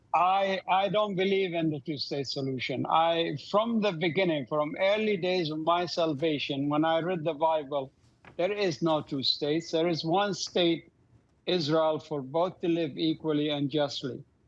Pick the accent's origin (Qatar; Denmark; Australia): Qatar; Doha; moved away; I grew up in Doha, Qatar.